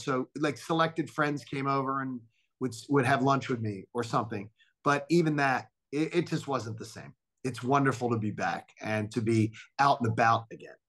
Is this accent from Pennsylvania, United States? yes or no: yes; Philadelphia, Pennsylvania, United States; moved away as an adult; also born or lived in Atlanta; being home in my hometown, being amongst my childhood friends